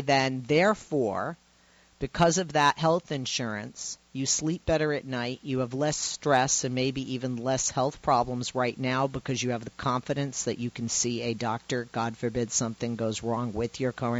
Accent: Massachusetts, United States; my home state.

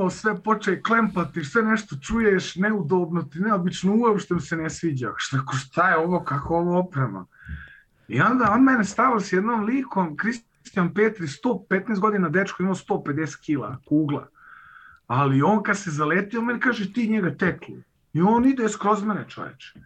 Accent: Vienna, Austria; also born or lived in Podvrda, Republika Srpska; rođen i odrastao sam u Beču, da. Moj otac došao već kao klinac sa 9 godina u Austriji, a rodom sam iz eh, sela Podvrda, Republika Srpska.

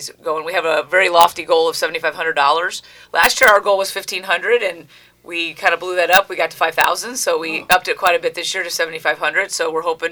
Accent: Ohio, United States; moved away as an adult; now in Connecticut, United States; I grew up in Ohio

